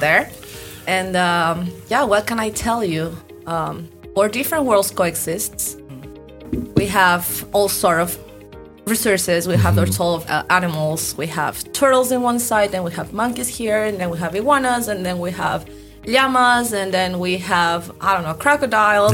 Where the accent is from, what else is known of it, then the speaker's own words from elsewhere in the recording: Ambato, Tungurahua, Ecuador; now in Durán, Ecuador; I was born in the Andean region. I mm-hmm. was born in this city called Ambato.